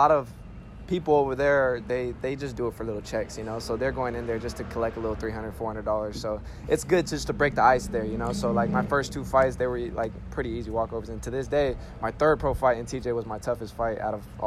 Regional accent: Bakersfield, California, United States; I grew up on East Bakersfield. You know, I attended Bakersfield High School

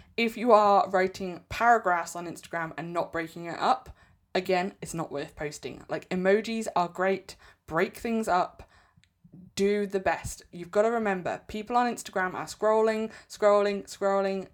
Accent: England, United Kingdom; I'm English.

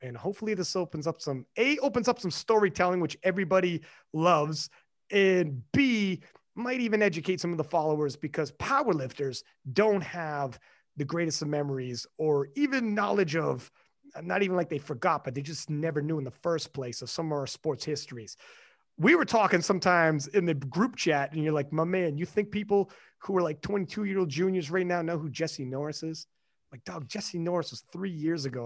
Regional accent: Canada; I'm Canadian

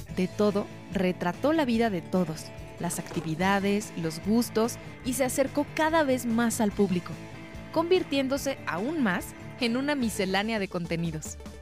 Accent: Mexico

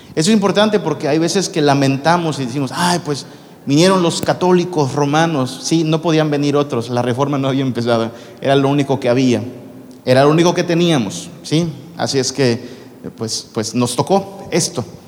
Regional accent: northern Mexico, Mexico; moved away; como buen norteño

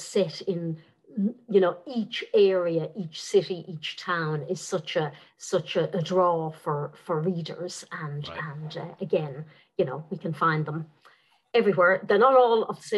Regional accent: Dublin, Leinster, Ireland; first language Irish; I grew up speaking Irish in Dublin

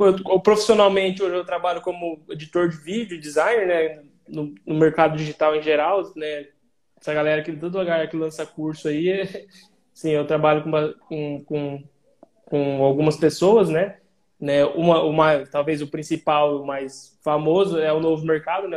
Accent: Pérola, Paraná, Brazil; also born or lived in Umuarama; sou da cidade de Pérola, aqui no Paraná

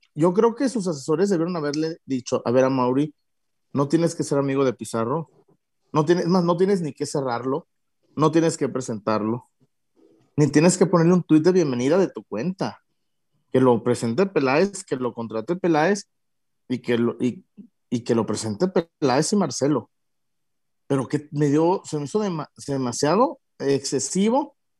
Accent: Guadalajara, Jalisco, Mexico; yo soy de Guadalajara

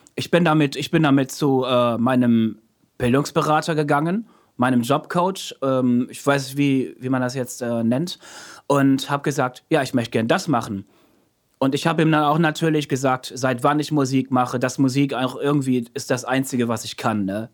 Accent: Münster, North Rhine-Westphalia, Germany; moved away as an adult; also born or lived in Osnabrück; now in Emden, Germany; geboren 89 in Osnabrück, in Münster aufgewachsen, nach Osnabrück zurückgezogen, aber jetzt wohnhaft in Emden.

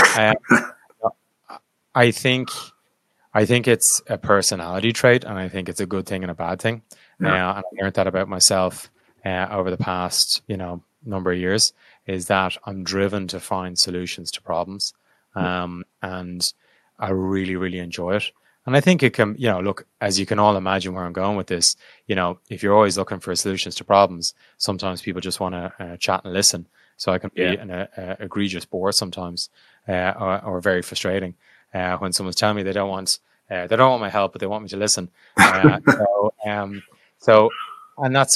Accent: Ireland; I'm Irish

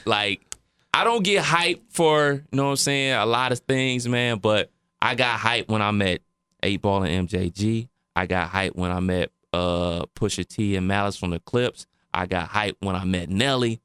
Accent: Cleveland Heights, Ohio, United States; me growing up in Cleveland

